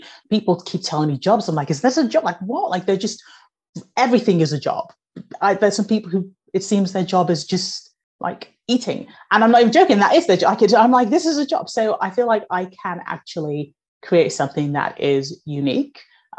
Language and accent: English; Nigeria; born there; moved away; my family are immigrants. I was born in Nigeria, moved over here.